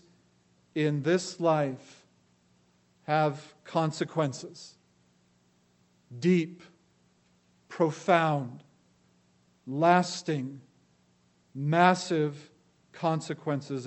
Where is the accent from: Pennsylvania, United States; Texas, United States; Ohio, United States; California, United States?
California, United States; Los Angeles; I grew up in Los Angeles.